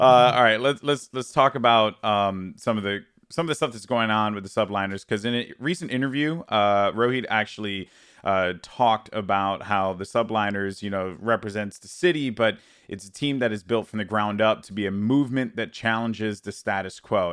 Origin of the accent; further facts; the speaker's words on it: New York, United States; as a New Yorker